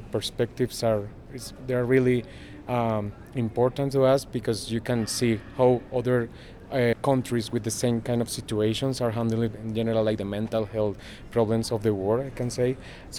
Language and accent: English; Bogota, Colombia; I'm from Bogota, Colombia.